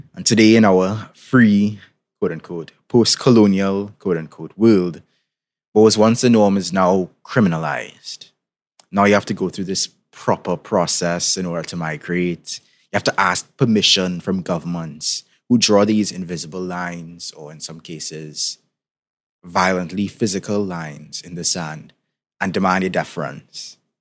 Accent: Trinidad & Tobago; in case you didn't tell by my accent, I'm from the Caribbean, particularly from Trinidad and Tobago.

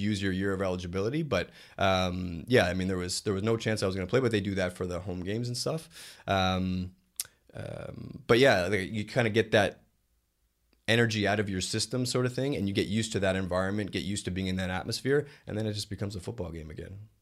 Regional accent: Canada; moved away as an adult; being a Canadian kid.

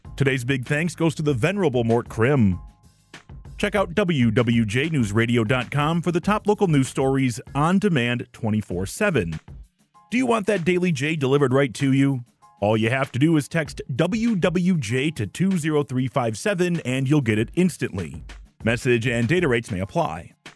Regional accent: northern Macomb County, Michigan, United States; also born or lived in Royal Oak, Michigan; I am a native of the area. I was born in Royal Oak in nineteen eighty-five, and I grew up in northern Macomb County

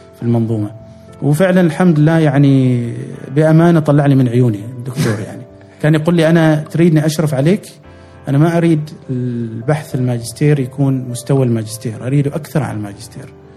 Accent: Oman; كعمانيين نحن اساسا تاريخيا تجار

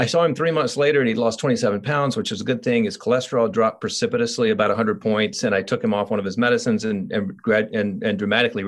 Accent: Columbia, South Carolina, United States; moved away as an adult; now in Asheville, United States; I'm from Columbia, South Carolina

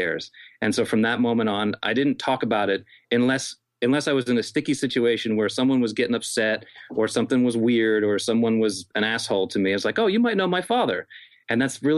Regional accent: New York, United States; moved away as an adult; also born or lived in Los Angeles; now in Nashville, United States; I was born in New York City, and then we moved to suburban New York after

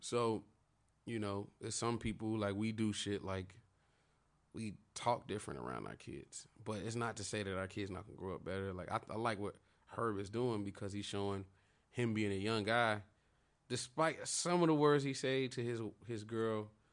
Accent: Chicago, Illinois, United States; I'm from Chicago

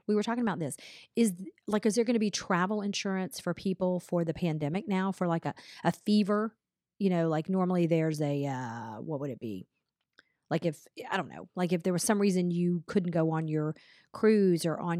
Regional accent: Atlanta, Georgia, United States; That's where I hung out when I was growing up in Atlanta.

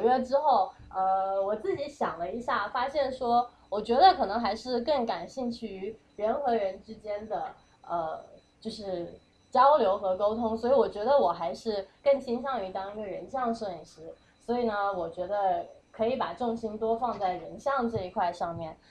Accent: Fuzhou, Fujian, China; now in New York, United States; 我是，我是福州人

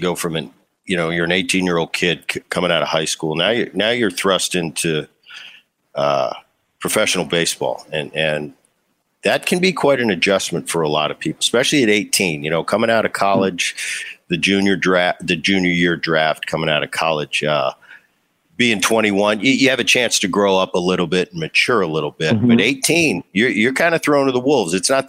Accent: New Jersey, United States; You know, I grew up in Jersey, just over the bridge from Philly

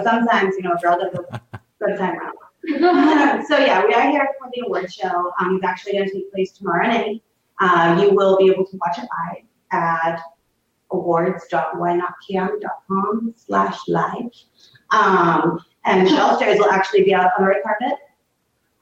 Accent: East Coast, United States; now in California, United States; I'm definitely from the East Coast

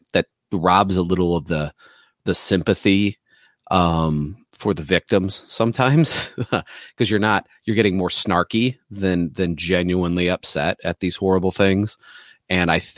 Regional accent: Missouri, United States; I'm from Missouri

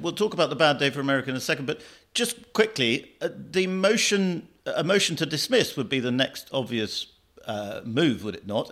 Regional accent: United Kingdom; as a Brit, as an outsider

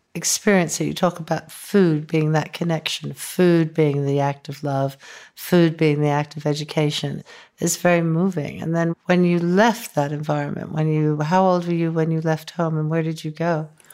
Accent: upstate New York, United States; I grew up in upstate New York.

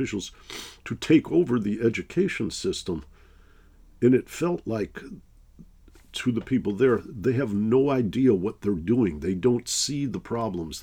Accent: Detroit, Michigan, United States; I grew up in Detroit, Michigan

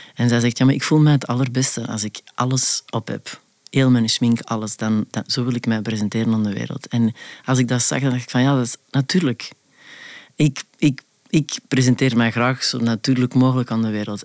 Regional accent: Antwerp, Flanders, Belgium; accent: Antwerps; moved away; moet ik mijn, mijn Antwerps verbergen

